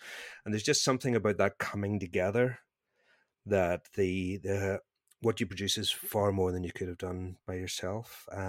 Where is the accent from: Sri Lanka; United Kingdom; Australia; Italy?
United Kingdom; Northern Ireland; accent: Northern Irish; I feel like I should potentially lean into my Northern Irish accent here